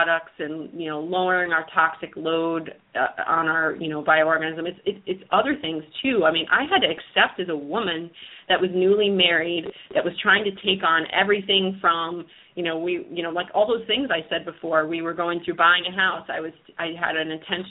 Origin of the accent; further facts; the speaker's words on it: United States; We're from the New York, New Jersey area. And, I grew up with a lot of friends and families that are Italian